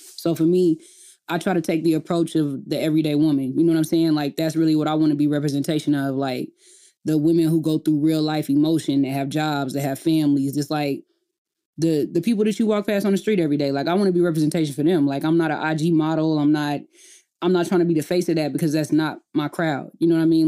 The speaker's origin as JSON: {"language": "English", "town": "Enid", "region": "Oklahoma", "country": "United States", "tie": "born or raised there", "moved": "as an adult", "said": "I grew up in a small town called Enid, Oklahoma."}